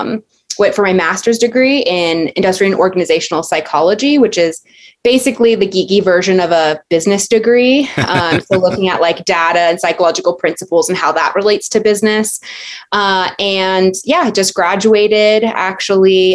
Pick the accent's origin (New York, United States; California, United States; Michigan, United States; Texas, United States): California, United States; Southern; also born or lived in Alaska / San Diego; I was born in Southern California, raised in Southern California, went to school in Southern California